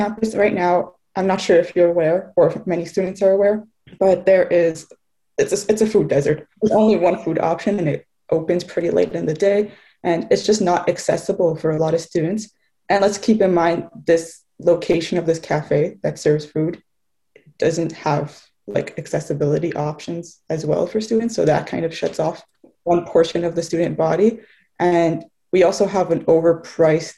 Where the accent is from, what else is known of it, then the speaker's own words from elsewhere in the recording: Montreal, Quebec, Canada; also born or lived in Gaspésie; I'm actually born and raised in Montreal.